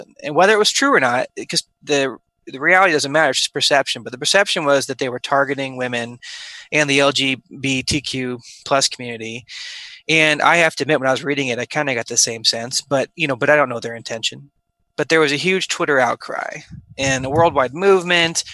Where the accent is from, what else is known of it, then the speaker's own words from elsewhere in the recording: Omaha, Nebraska, United States; moved away as an adult; also born or lived in St. Louis, Missouri / Wichita, Kansas / Houston, Texas; I grew up in Omaha, Nebraska.